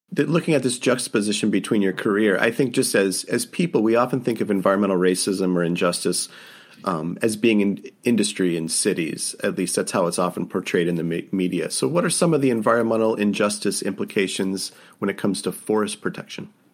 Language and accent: English; downstate Michigan, United States; I grew up downstate in Michigan, and now I live on the edge of boreal forest almost.